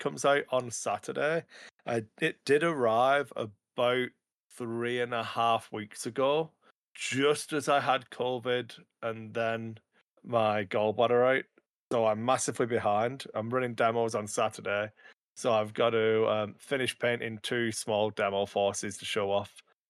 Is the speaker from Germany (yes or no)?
no; Wigan, North West England, United Kingdom; the Battle of Wigan Lane, which is my hometown